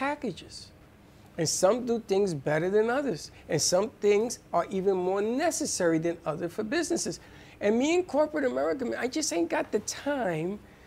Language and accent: English; New York City, New York, United States; I'm a kid from the Bronx. I grew up in the Bronx